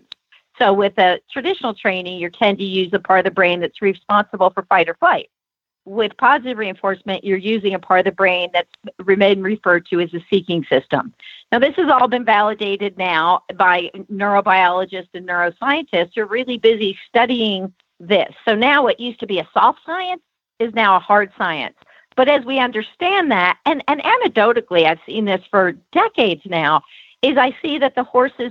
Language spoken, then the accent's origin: English; California, United States; now in Santa Fe, United States; I'm from California. So California, we had a little different type of Mexican food